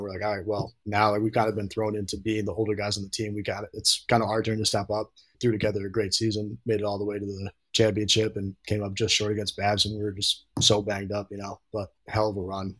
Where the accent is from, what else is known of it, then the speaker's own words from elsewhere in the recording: Troy, New York, United States; I'm from Troy, New York, so a little north of Albany. So I grew up playing